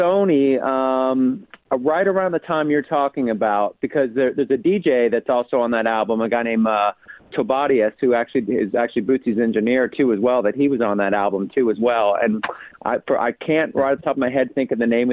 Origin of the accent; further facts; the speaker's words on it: Cincinnati, Ohio, United States; I was born on the east side of Cincinnati